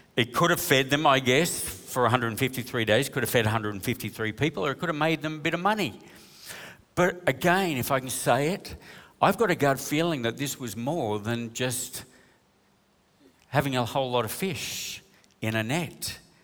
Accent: New South Wales, Australia; We're from New South Wales

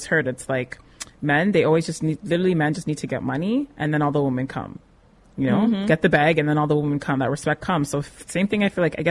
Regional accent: Canada; also born or lived in Nigeria; I'm Canadian born, but I have West African parents

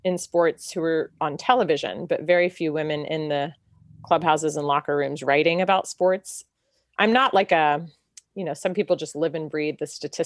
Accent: Chapel Hill, North Carolina, United States; I grew up in Chapel Hill

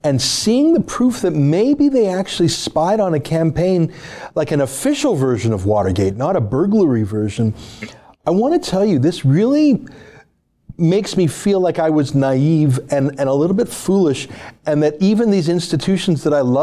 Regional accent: Canada; I'm a Canadian

